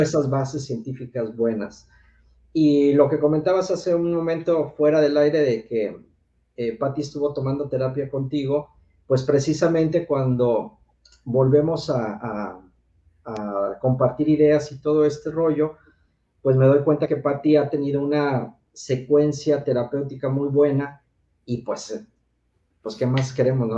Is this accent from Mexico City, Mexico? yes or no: yes; Mexico City, Mexico; soy originario del Distrito Federal, ahora México